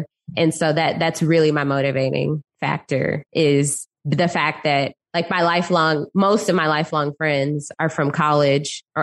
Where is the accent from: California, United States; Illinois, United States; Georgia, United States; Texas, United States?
Texas, United States; Dallas; also born or lived in Austin; now in Houston, United States; I'm originally from Dallas. So born and raised in Dallas